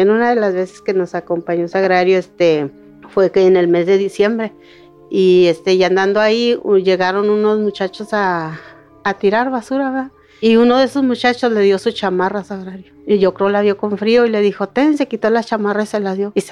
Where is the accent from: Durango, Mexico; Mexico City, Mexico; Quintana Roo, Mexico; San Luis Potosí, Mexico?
Durango, Mexico; El Salto; moved away; Eh, bueno, nosotros venimos del estado de Durango, del Salto de Pueblo Nuevo Durango. Este, llegamos en el 95.